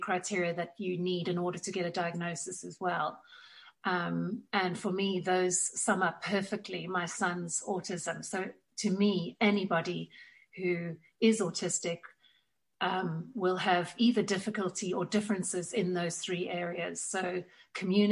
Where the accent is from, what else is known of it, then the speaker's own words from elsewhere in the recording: South Africa; now in Tunbridge Wells, United Kingdom; You will pick up from my accent that I was born and raised in South Africa